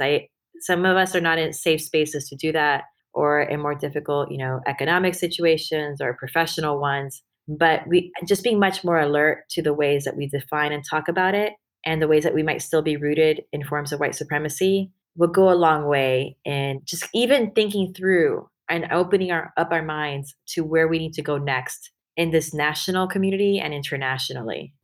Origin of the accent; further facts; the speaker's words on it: Miami, Florida, United States; Growing up in Miami